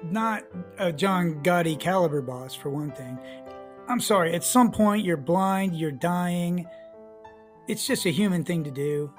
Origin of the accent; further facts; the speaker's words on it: United States; We're American, you know, everybody in the USA.